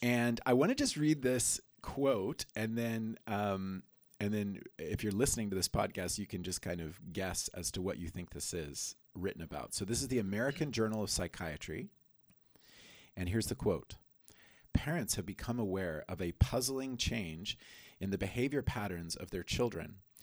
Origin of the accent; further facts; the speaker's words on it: Colombia; moved away; I grew up in Colombia